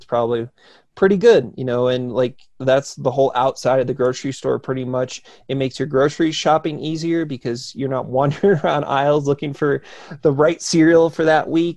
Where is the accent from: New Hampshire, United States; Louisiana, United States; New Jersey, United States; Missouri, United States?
New Jersey, United States; because I grew up in New Jersey